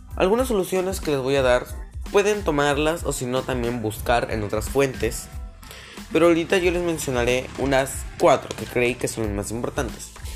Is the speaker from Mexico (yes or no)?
no; Peru; como peruanos